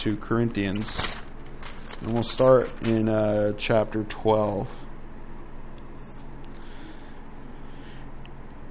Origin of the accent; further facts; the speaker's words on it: United States; I'm American